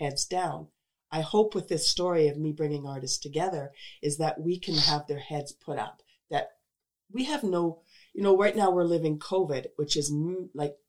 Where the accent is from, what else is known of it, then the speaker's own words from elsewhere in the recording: Crowsnest Pass, Alberta, Canada; we're not from here, right? We're from the Crow's Nest Pass